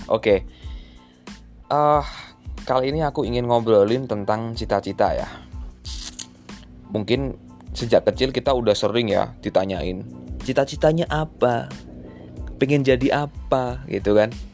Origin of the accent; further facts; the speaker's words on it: Semarang, Central Java, Indonesia; kalau di tempat di kota aku kan Semarang ya jadi aku seneng PSIS gitu kan